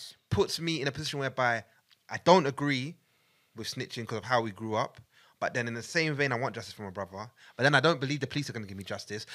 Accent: Buganda, Central Region, Uganda; I'm a Muganda from Uganda of Buganda

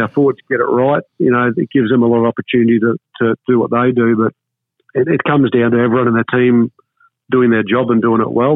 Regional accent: Warwick, Queensland, Australia; I grew up in Warwick.

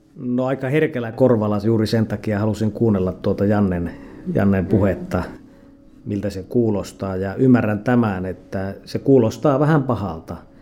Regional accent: Lapland, Finland; tulen Lapista

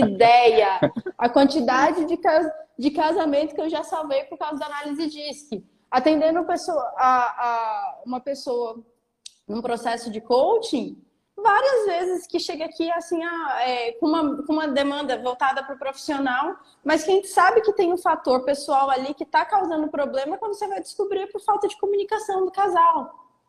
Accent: Porto Seguro, Bahia, Brazil; eu sou de Porto Seguro, eu moro em Porto Seguro, na Bahia

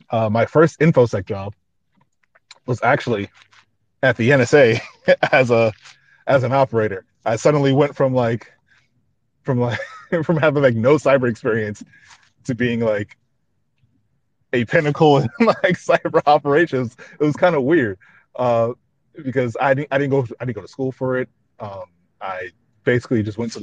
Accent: New York, United States; I'm from New York

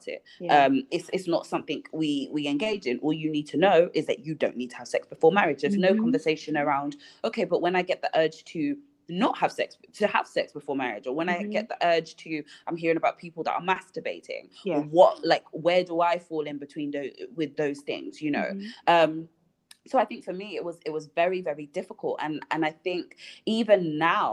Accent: Nigeria; being Nigerian

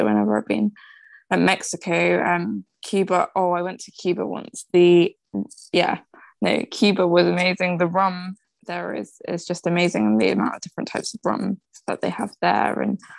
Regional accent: India; now in United Kingdom; I'm Indian myself

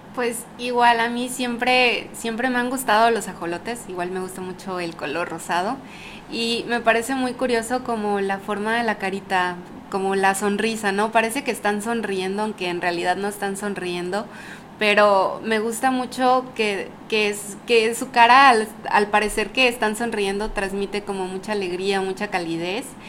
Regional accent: Ciudad del Carmen, Campeche, Mexico; also born or lived in Mérida; Yo soy de aquí, de Ciudad del Carmen.

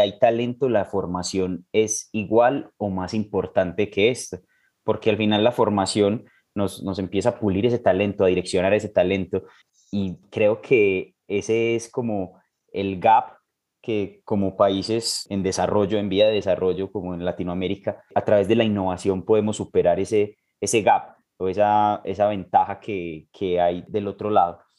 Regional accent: Colombia; como colombiano y trabajando pues de la mano con MED

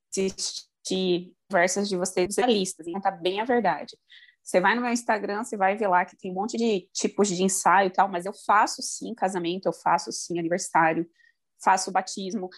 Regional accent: Primavera do Leste, Mato Grosso, Brazil; also born or lived in Rio Grande do Sul; eu moro no Mato Grosso, no interior, sou de Primavera do Leste. Na verdade, eu sou do Rio Grande do Sul também

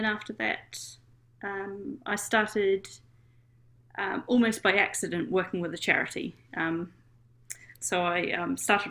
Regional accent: New Zealand; moved away as an adult; now in United Kingdom; So I'm from New Zealand. You may have heard in my dulcet tones.

